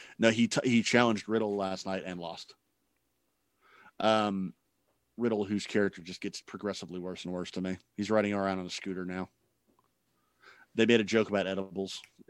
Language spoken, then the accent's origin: English; Scotland, United Kingdom; I'm sorry, I'm Scottish.